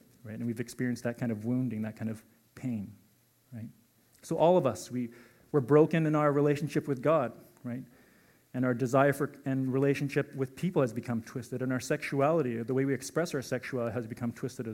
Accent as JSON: {"language": "English", "town": "Calgary", "region": "Alberta", "country": "Canada", "tie": "born or raised there", "said": "I was born and raised in Calgary"}